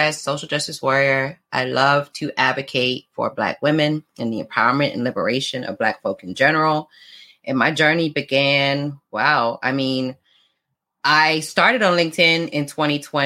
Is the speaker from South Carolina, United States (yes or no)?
no; South Florida, United States; also born or lived in London, United Kingdom; I'm from UK, born in London. I was raised in South Florida